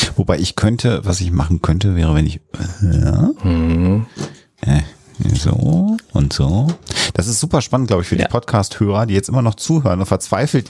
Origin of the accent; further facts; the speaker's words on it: Minden, North Rhine-Westphalia, Germany; moved away; In 94 war ich aber noch in meiner Heimatstadt